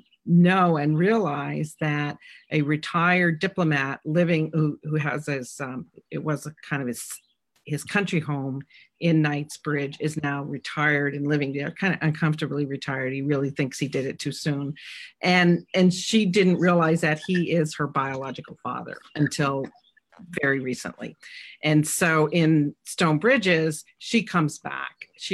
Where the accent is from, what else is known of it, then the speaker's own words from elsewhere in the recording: New England, United States; but it's kind of inspired by my hometown, which was in this, reservoir area, and it's a little town.